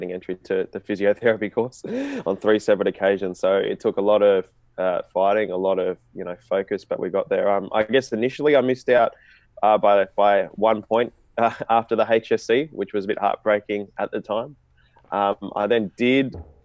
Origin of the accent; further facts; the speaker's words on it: Australia; me being of an Indian background, but being Australian